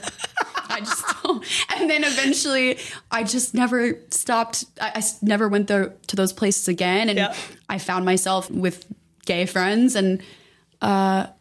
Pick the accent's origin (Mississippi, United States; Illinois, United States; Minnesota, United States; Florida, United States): Florida, United States; small town outside Tampa; now in Los Angeles, United States; I grew up in a small town in Florida, right outside of Tampa, a cow town